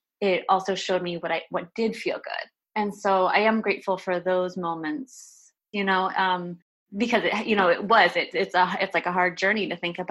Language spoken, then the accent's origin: English; outside of Boston, Massachusetts, United States; moved away; I grew up like in outside of Boston